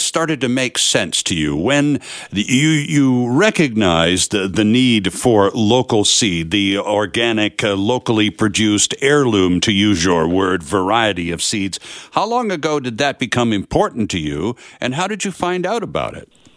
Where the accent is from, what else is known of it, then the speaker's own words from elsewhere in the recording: Canada; us being Canadian